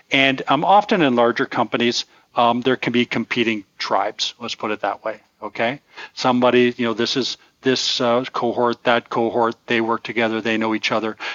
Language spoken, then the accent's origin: English; Toronto, Ontario, Canada; they would have found us exotic and interesting that when we say we're from Toronto